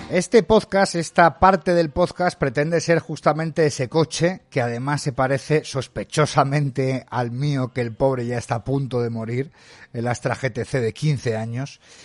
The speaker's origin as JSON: {"language": "Spanish", "town": "Madrid", "region": "Community of Madrid", "country": "Spain", "moved": "yes", "lives_now": "Pontevedra, Spain", "said": "yo soy de Madrid y ahora estoy en Galicia, estoy en Pontevedra"}